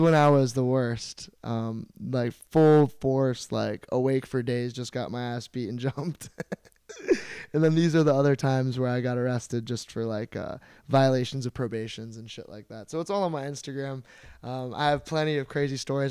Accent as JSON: {"language": "English", "town": "St. Petersburg", "region": "Florida", "country": "United States", "tie": "born or raised there", "said": "Saint Petersburg, Florida"}